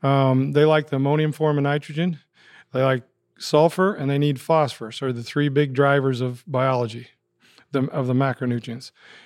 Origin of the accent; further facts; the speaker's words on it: Highland Township, Iowa, United States; We grew up out in Highland Township.